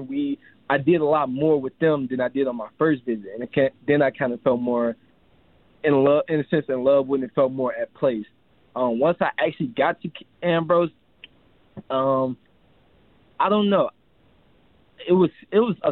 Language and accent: English; Chicago, Illinois, United States; moved away as an adult; I come from Chicago, Southside Chicago, so I come from a majority black neighborhood